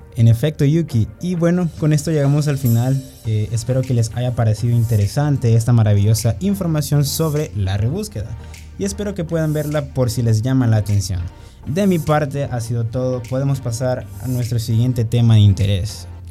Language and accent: Spanish; El Salvador; gente de nuestro país